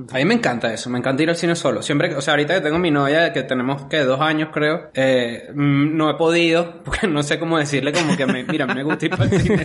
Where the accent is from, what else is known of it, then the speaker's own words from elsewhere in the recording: Caracas, Capital District, Venezuela; yo, yo crecí, nací en Caracas